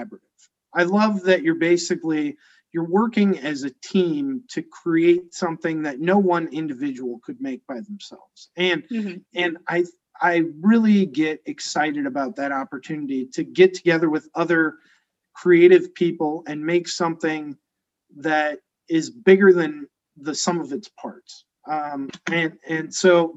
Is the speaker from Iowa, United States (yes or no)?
yes; Cedar Rapids, Iowa, United States; I grew up in Cedar Rapids, Iowa